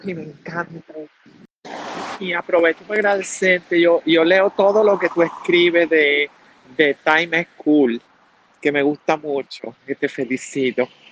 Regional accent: Venezuela; now in Colombia; yo soy una compatriota venezolana, estoy aquí en Colombia

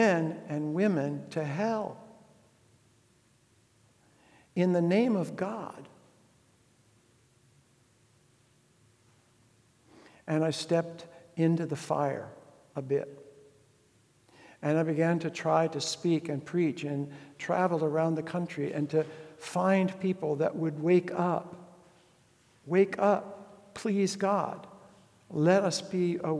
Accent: United States; I was raised in the tail end of that old America

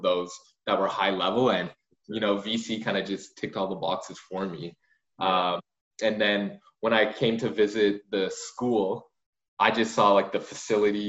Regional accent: Richmond, British Columbia, Canada; grade 8, I was at Canby in Richmond.

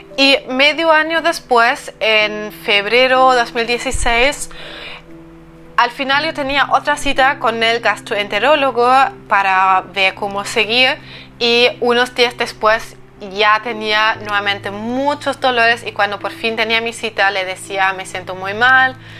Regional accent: eastern Germany, Germany; moved away as an adult; yo soy del este de Alemania

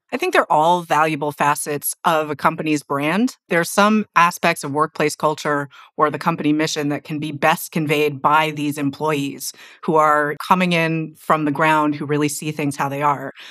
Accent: Silicon Valley, California, United States; I'm from Silicon Valley

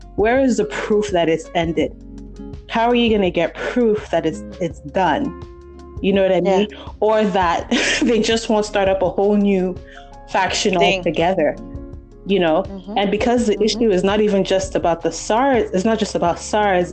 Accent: Nigeria; I'm Congolese, but I was brought up in Nigeria.

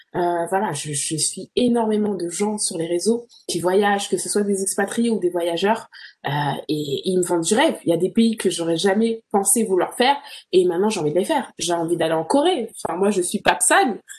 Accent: Torcy, France; moved away as an adult; also born or lived in Birmingham, United Kingdom / Ireland; now in Toronto, Canada; la France euh, Torcy voilà c'est des endroits qui m'ont construite

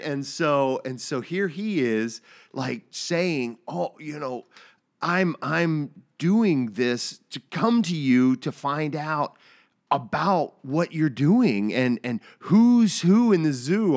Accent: United States; I'm an American

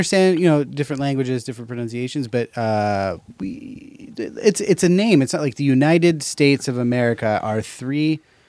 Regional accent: Ireland; I do love it.

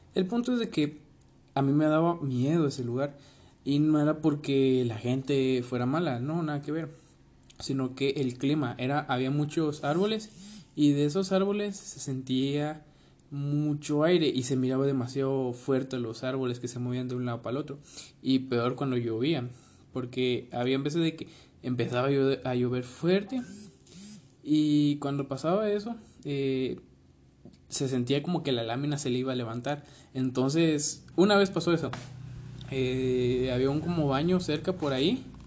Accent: Guatemala

